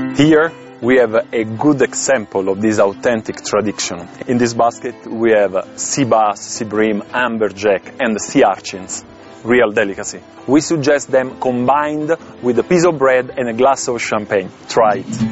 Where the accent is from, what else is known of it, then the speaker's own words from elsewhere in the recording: Amalfi Coast, Campania, Italy; now in Sicily, Italy; I am from Amalfi Coast, and when I moved to Sicily